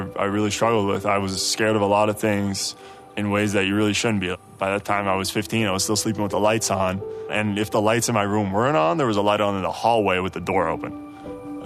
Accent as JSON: {"language": "English", "town": "Amsterdam", "region": "North Holland", "country": "Netherlands", "tie": "born or raised there", "also_born_or_lived": "Midwest", "moved": "yes", "lives_now": "Provo, United States", "said": "Born and raised in Amsterdam, two amazing parents, Peter and Martina."}